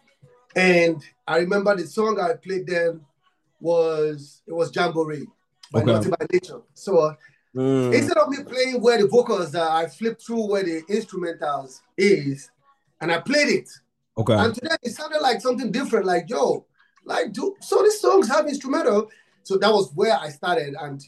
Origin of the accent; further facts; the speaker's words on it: Nigeria; I'm from Africa, Nigeria. I'm from Nigeria